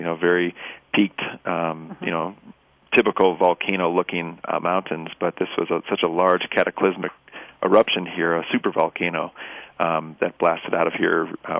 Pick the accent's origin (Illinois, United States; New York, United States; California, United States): Illinois, United States; Chicago; now in Yellowstone, United States; I grew up in the Chicago area, so a little different than the Rockies.